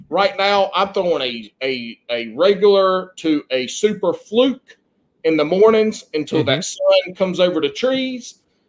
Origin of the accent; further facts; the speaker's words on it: South Carolina, United States; moved away as an adult; now in North Carolina, United States; This happened my freshman year of college in North Carolina. I grew up in South Carolina.